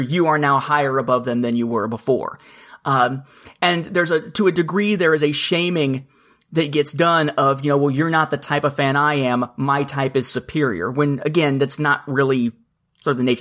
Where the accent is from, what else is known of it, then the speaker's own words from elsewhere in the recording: Evansville, Indiana, United States; now in Atlanta metro area, United States; my hometown of Evansville, Indiana